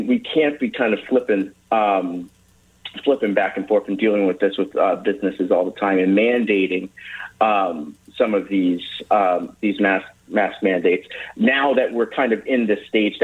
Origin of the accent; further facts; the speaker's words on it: Mount Airy, Maryland, United States; also born or lived in Ballenger Creek, Maryland; now in Adamstown, United States; I was raised in Mount Airy, which is District 2